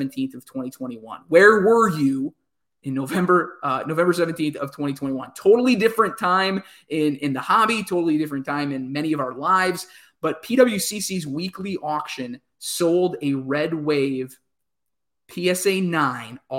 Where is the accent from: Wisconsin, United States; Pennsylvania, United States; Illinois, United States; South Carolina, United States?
Wisconsin, United States; growing up in Wisconsin in the 90s